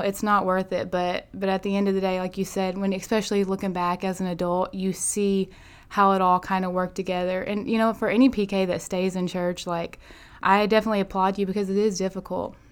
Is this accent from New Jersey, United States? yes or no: no; Manila, Arkansas, United States; also born or lived in Cincinnati, Ohio / Little Rock, Arkansas; I'm originally from Manila, Arkansas, so my dad pastors over there in Manila. So I've grown up in Section five area